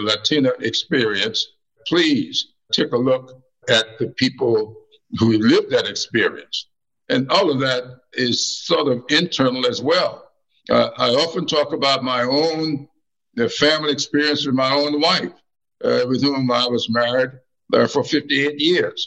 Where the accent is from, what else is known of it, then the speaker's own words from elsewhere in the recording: the South, United States; I've had the experience of growing up in the South